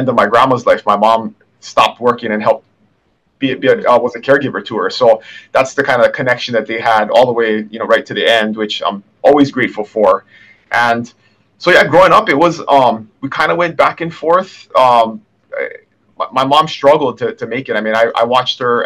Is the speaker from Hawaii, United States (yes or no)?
yes; Kona, Hawaii, United States; I was born and raised here in Kona